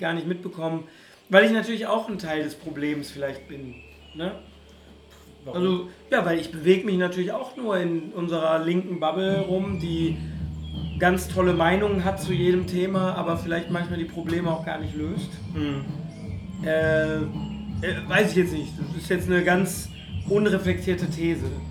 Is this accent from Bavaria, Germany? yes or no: no; Ruhr area, North Rhine-Westphalia, Germany; Ich bin ganz toll aufgewachsen im Ruhrgebiet